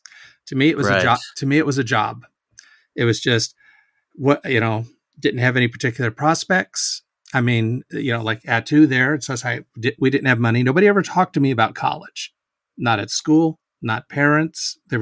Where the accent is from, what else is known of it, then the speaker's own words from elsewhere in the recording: Washington, United States; also born or lived in Hawaii / Texas; I mean, I was born in Hawaii, like I said. My dad was in the Navy, so he was stationed in Hawaii, which is how I ended up being born there. And then moved around to Texas and then up to Washington.